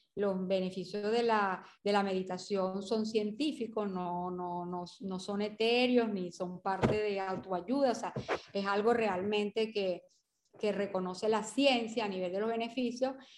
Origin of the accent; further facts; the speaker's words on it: Portuguesa, Venezuela; also born or lived in Carabobo; vivimos en el Estado portuguesa o nacimos en el Estado portuguesa